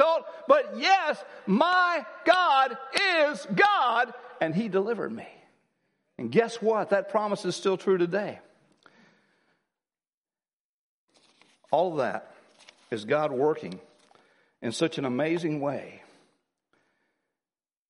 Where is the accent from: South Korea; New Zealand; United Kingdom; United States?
United States; I'm an American